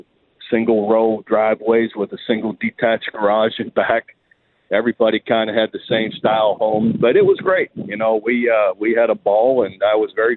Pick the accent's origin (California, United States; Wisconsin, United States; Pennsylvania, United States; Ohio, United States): Ohio, United States; Youngstown; Oh, it was fantastic. Just the old steel mill town, you know, old neighborhoods.